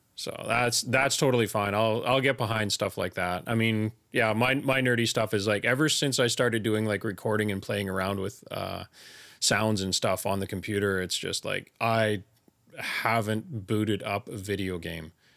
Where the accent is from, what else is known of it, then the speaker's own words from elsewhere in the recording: Elkford, British Columbia, Canada; also born or lived in Fort Langley, British Columbia; raised, you know, from grade one on, uh, in Elkford all the way up until grade twelve